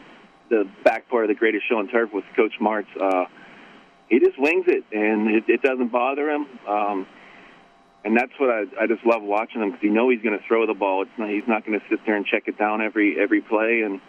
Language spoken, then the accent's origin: English; Pittsburgh, Pennsylvania, United States; I'm from Pittsburgh